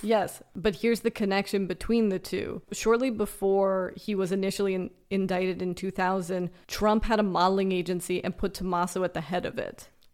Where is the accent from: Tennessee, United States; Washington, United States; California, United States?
California, United States; Los Angeles; I grew up in Los Angeles